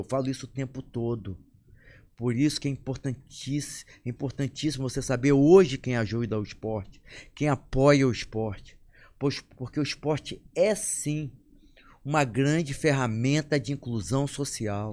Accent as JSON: {"language": "Portuguese", "region": "Amazonas", "country": "Brazil", "moved": "yes", "said": "Eu, eu saí do Amazonas meu pai tinha loja."}